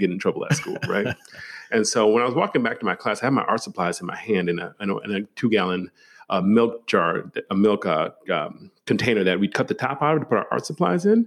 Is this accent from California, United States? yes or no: no; Milwaukee, Wisconsin, United States; I was raised in uh, Milwaukee, Wisconsin, the city.